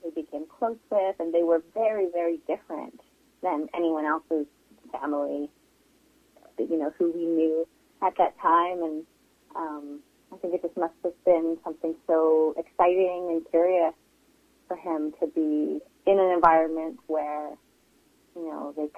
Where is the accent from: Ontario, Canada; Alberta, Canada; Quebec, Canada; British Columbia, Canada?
British Columbia, Canada; Vancouver; that part of Vancouver, we grew up in Kerrisdale